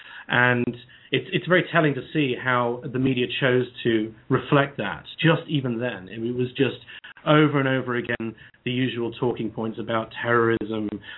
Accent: England, United Kingdom; I'm a Brit, as you can hear from my voice

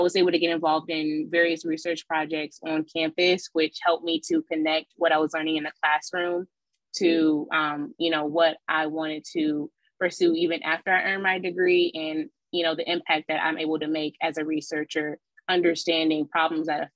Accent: Detroit, Michigan, United States; I grew up in Detroit, Michigan for about 3 years. I was born there.

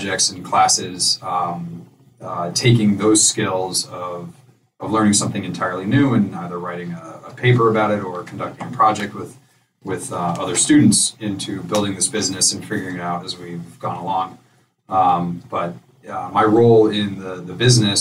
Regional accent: New Canaan, Connecticut, United States; also born or lived in Hartford; we grew up in New Canaan, so we know this area.

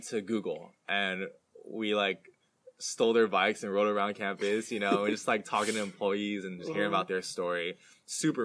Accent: the Bay Area, California, United States; I'm from the Bay Area

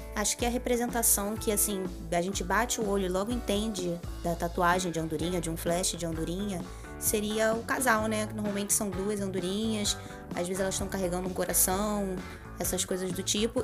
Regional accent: Rio das Ostras, Rio de Janeiro, Brazil; a gente é de Rio das Ostras

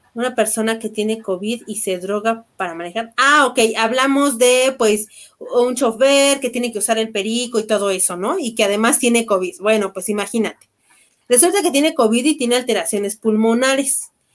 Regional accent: Mexico; como buenos mexicanos

